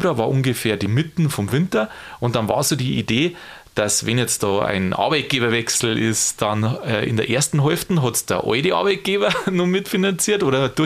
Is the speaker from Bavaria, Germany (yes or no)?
yes; Bavaria, Germany; Also ich kann es ja bloß aus dem Bäuerlichen sagen, kommen wir da aus Niederbayern